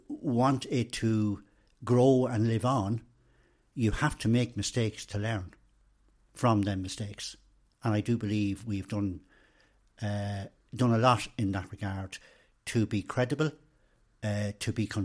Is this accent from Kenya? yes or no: no; Randallstown, Leinster, Ireland; born there; I was born in Randallstown, which is in Orrestown Kilberry parish of County Meath